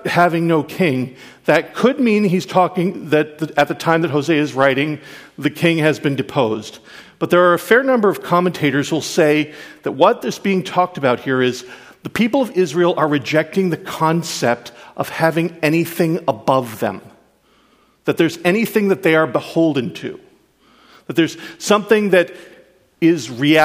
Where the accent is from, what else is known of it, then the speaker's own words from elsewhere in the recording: Canada; I'm a Canadian